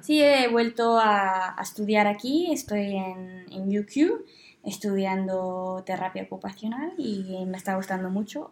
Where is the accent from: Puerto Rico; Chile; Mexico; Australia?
Australia; Brisbane, Queensland; also born or lived in Spain; soy de, de Brisbane de toda la vida.